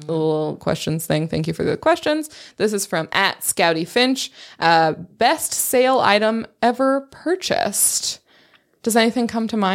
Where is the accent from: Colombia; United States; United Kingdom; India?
United States; Temecula, California; I'm from Temecula.